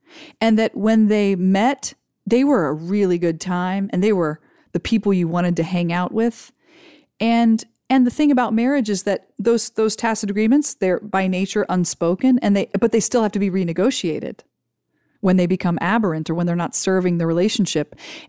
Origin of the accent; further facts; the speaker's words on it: Ohio, United States; When I grew up in Ohio, I suspected I would just get married and have a bunch of kids, because that's what everybody did.